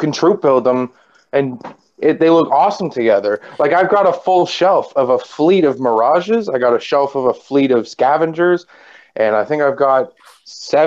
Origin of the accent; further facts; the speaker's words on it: Canada; I'm Canadian